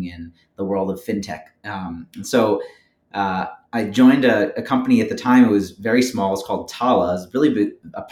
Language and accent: English; Philadelphia, Pennsylvania, United States; I was born and raised in Philadelphia